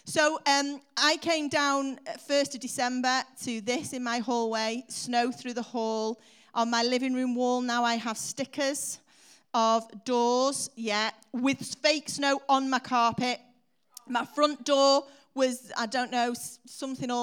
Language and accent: English; Warrington, North West England, United Kingdom; I was born in Warrington